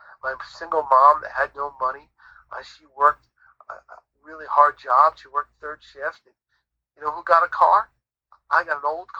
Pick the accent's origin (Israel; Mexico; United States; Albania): United States; New England; we grew up in New England, so we grew up near the ocean